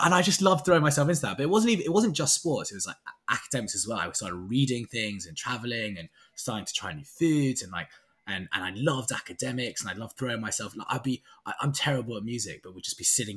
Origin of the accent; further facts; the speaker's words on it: London, United Kingdom; I'm from London, born and bred. I've never left London for longer than 6 months.